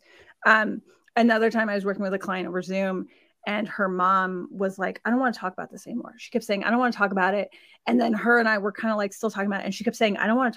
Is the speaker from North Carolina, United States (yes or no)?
no; Sacramento, California, United States; moved away as an adult; also born or lived in border of Rhode Island and Connecticut; now in Rhode Island/Connecticut border, United States; my hometown in Sacramento, California